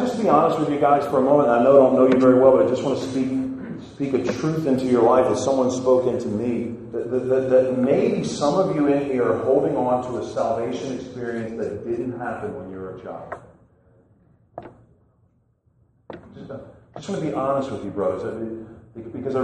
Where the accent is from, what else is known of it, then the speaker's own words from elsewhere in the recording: Chalmette, Louisiana, United States; I'm actually from New Orleans, Louisiana, Chalmette to be exact